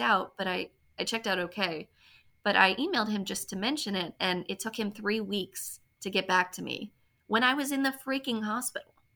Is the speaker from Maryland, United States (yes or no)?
yes; Maryland, United States; I'm from Maryland originally